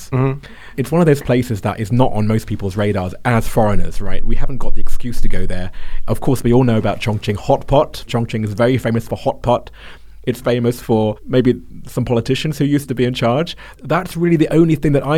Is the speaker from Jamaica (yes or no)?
no; London, United Kingdom; also born or lived in Hong Kong; now in Shanghai, China; I come from London